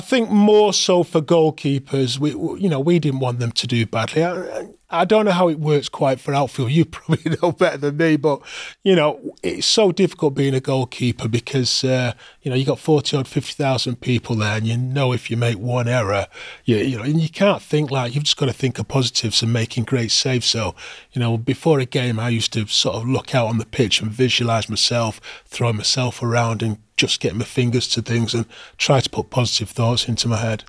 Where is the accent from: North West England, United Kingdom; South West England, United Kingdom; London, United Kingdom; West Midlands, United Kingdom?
North West England, United Kingdom; Manchester; also born or lived in Moss Side, Manchester; I was born in Mos Eider, stone's throw away from the old Main Road Stadium, and my family moved to Levenshurst when I was about three years of age, so, uh, that was where I was sort of brought up as a young child, Levenshurst.